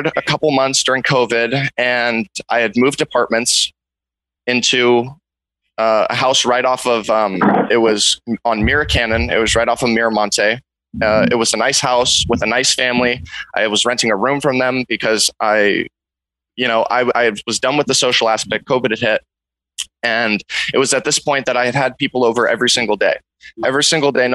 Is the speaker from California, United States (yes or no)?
yes; Big Sur, California, United States; I grew up in Big Sur. You know, I was raised on a cattle ranch.